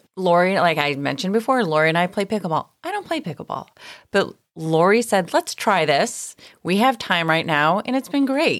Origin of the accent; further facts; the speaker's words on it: Chicago, Illinois, United States; I'm from Chicago.